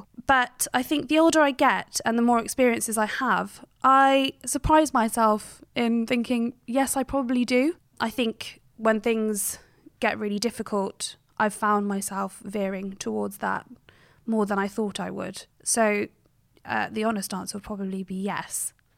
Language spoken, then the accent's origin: English; Cheltenham, South West England, United Kingdom; I grew up in Cheltenham in Gloucestershire. Very rural, beautiful, quite a busy town, but it's absolutely stunning, very quiet. And my parents actually grew up in Uganda and India